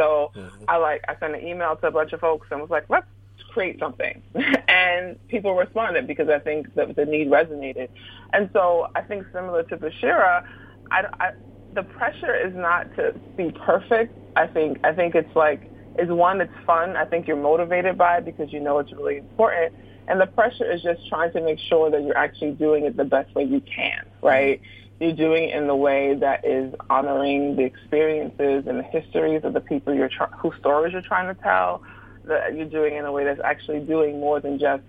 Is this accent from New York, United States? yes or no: yes; Brooklyn, New York, United States; moved away as an adult; also born or lived in West Lafayette, Indiana; I'm from Brooklyn